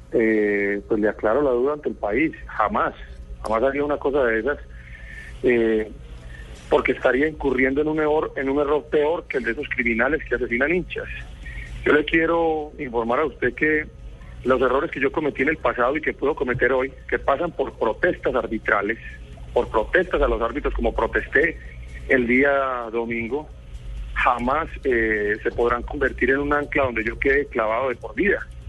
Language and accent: Spanish; Colombia; quienes somos colombianos